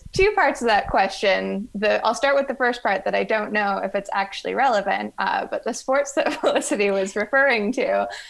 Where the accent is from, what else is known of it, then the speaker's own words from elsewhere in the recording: London, Ontario, Canada; moved away as an adult; now in Boston, United States; I am originally from London, Ontario, but I'm currently a 3L at Northeastern University School of Law in Boston, Massachusetts.